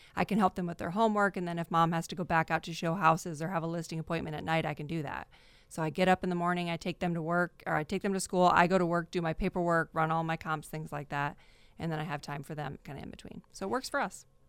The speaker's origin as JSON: {"language": "English", "region": "Iowa", "country": "United States", "also_born_or_lived": "Arizona", "moved": "as an adult", "lives_now": "Fresno, United States", "said": "from Arizona, but we're from Iowa originally"}